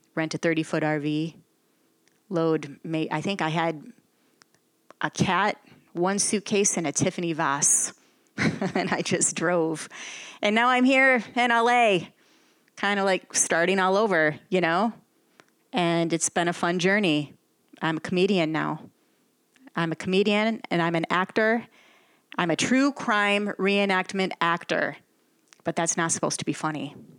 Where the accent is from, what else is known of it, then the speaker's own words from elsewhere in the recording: Flushing, Michigan, United States; moved away; also born or lived in Flint, Michigan / Miami, Florida; I'm from the small town of Flushing, Flushing, Michigan.